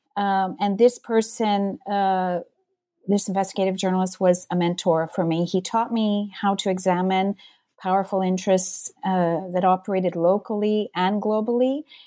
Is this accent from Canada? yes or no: yes; south of Montreal, Quebec, Canada; moved away; also born or lived in Ontario / Toronto / British Columbia; I was born in Montreal. I grew up, uh, south of the city in the countryside